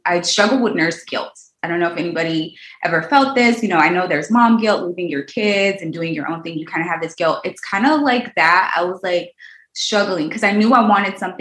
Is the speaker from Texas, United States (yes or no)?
yes; Houston, Texas, United States; I'm from Houston, Texas. I grew up in a, not so great neighborhood